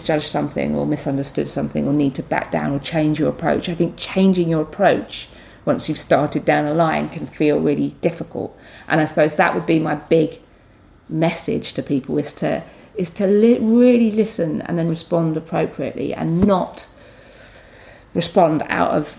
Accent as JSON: {"language": "English", "region": "London", "country": "United Kingdom", "said": "I'm a Londoner"}